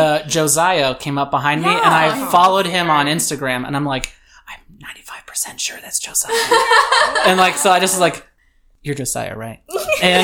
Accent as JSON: {"language": "English", "region": "Florida", "country": "United States", "tie": "born or raised there", "moved": "as an adult", "lives_now": "Colorado, United States", "said": "I grew up in Florida"}